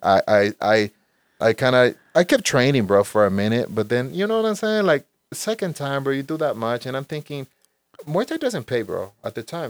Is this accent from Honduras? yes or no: yes; Honduras; moved away; I was born in Honduras, Central America. In Honduras, when I was there, I practiced taekwondo for a few years